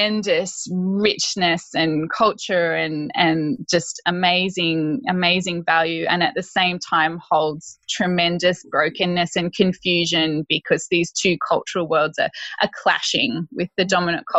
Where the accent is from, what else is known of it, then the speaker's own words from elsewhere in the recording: northern New South Wales, Australia; moved away as an adult; also born or lived in Townsville / Arnhem Land; I grew up in northern New South Wales, mm-hmm. in a country town